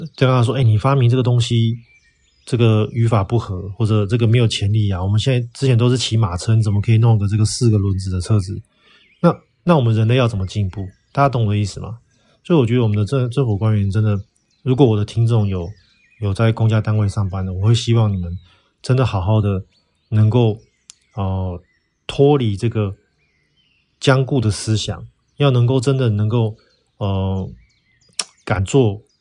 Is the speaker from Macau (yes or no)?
no; Taiwan; now in Xi'an, China; 我们台湾人